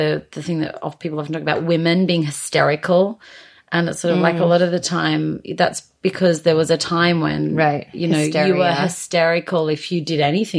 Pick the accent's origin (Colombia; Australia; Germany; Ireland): Australia; now in United Kingdom; being an Australian coming to the UK